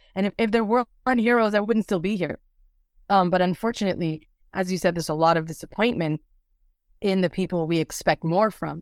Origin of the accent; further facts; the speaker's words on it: Lakewood, New Jersey, United States; moved away; I grew up in Lakewood, New Jersey